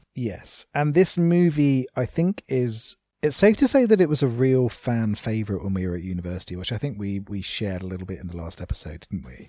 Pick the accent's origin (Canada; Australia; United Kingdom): United Kingdom